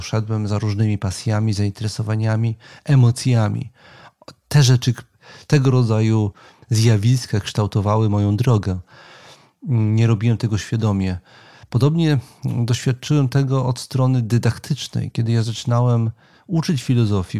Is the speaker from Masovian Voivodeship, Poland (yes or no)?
yes; Warsaw, Masovian Voivodeship, Poland; jestem z, z, z urodzenia warszawiakiem i jednym z takich częstych miejsc moich przechadzek była warszawska